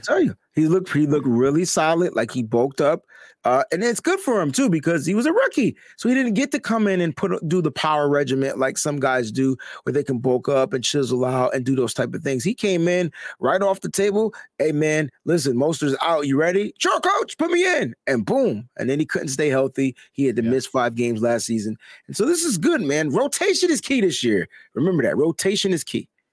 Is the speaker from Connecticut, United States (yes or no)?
yes; Connecticut, United States; I'm from Connecticut